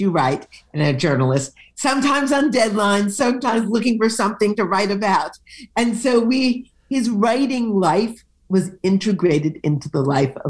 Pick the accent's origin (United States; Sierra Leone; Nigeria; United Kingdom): United States; Detroit, Michigan; born there; I was born in Detroit, and I have dedicated an earlier novel to the city of Detroit, and this one is fundamentally a love letter to Detroit.